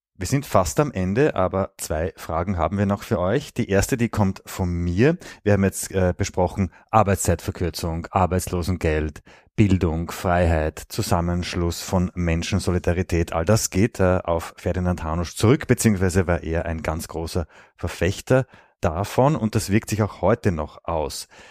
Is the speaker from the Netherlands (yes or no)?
no; Austria; bei uns in Österreich